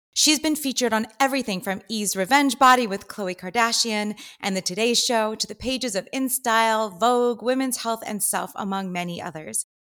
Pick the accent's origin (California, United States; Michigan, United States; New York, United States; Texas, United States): California, United States; Los Angeles; Here, born and raised in L A, which is kinda weird.